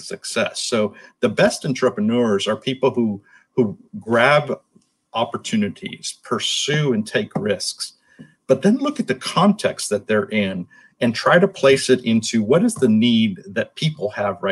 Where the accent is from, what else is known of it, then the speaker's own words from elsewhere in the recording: Miami, Florida, United States; moved away as an adult; now in North Florida, United States; I grew up in Miami and now live in North Florida